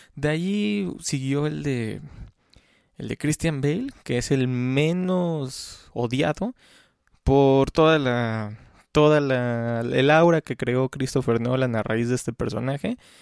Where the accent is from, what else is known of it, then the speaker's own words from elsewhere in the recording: Xalapa, Veracruz, Mexico; los que somos de Jalapa